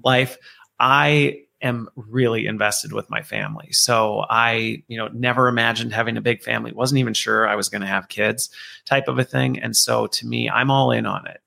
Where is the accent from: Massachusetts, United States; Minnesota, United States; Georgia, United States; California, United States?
Minnesota, United States; also born or lived in Loveland, Colorado; Minnesota is actually where I spent most of my youth growing up in a very tiny town in the middle of nowheresville